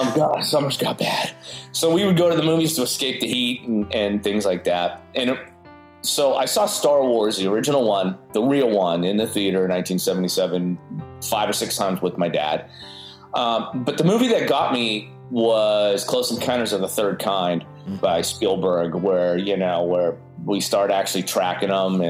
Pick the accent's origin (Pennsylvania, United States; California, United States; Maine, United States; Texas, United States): Pennsylvania, United States; Erie; moved away as an adult; now in Huntsville, United States; I grew up in Pennsylvania in a small town called Erie